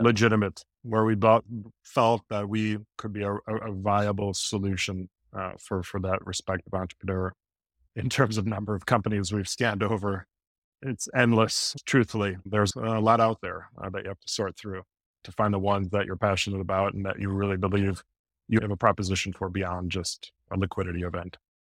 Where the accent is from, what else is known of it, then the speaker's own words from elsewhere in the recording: Midwest, United States; now in New York area, United States; I'm from the Midwest